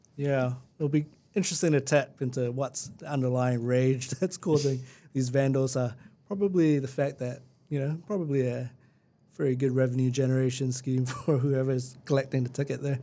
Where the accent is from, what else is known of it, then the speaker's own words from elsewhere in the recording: Christchurch, Canterbury, New Zealand; also born or lived in Lincoln, New Zealand; I'm, I'm from Christchurch and I lived rurally, rurally or semi-rurally in, uh, just out in Lincoln